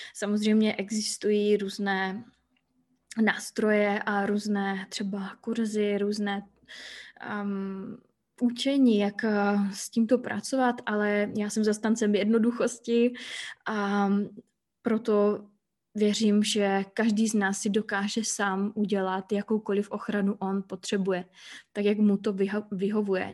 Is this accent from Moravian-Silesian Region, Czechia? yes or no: yes; Hlučín, Moravian-Silesian Region, Czechia; moved away as an adult; now in Iceland; Žiju na Islandu už třetím rokem, původem jsem z Hlučína, což je takové malé město poblíž Ostravy.